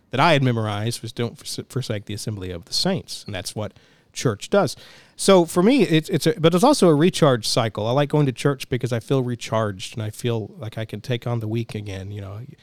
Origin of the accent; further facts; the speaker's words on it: Denison, Texas, United States; also born or lived in College Station, Texas; We moved, uh, to the College Station area from my hometown of, of Denison